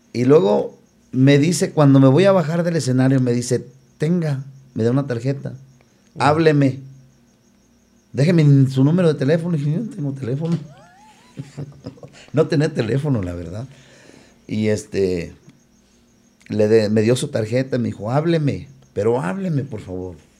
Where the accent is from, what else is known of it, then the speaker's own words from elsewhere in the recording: León, Guanajuato, Mexico; soy de León, Guanajuato